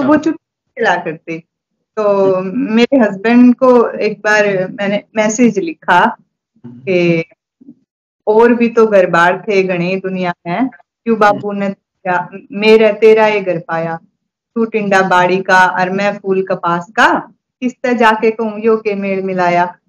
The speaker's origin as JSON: {"language": "Hindi", "town": "Chang", "region": "Haryana", "country": "India", "tie": "born or raised there", "said": "मैं चांद गांव से हूँ चांग हम्म। गांव है वहीं पली बड़ी वहीं से शिक्षा ली"}